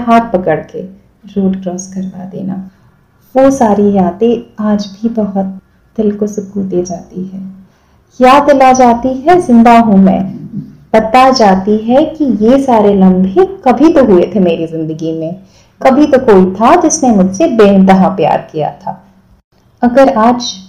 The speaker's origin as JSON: {"language": "Hindi", "town": "Kolkata", "region": "West Bengal", "country": "India", "said": "मैं खुद भी कलकत्ता से हूँ"}